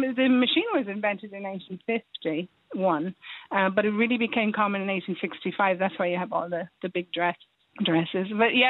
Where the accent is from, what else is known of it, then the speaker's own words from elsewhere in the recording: Dublin, Leinster, Ireland; moved away as an adult; now in West Cork, Ireland; I think I'm originally from Dublin, so I moved to West Cork about over a year ago. My mum is from Kinsale. Yes. I live a little bit outside than Manway, but my mum is from Kinsale.